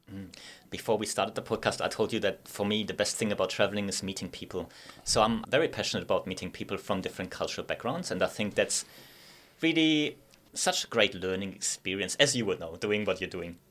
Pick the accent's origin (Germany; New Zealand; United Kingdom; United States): Germany; Sindelfingen, Baden-Württemberg; English is a second language; moved away as an adult; also born or lived in Innsbruck, Austria; now in Gold Coast, Australia; I'm from a place called Zindutingen. It's like the home of Mercedes